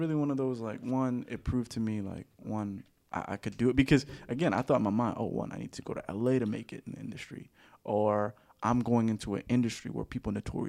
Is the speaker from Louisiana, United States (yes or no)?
yes; New Orleans, Louisiana, United States; moved away; growing up in New Orleans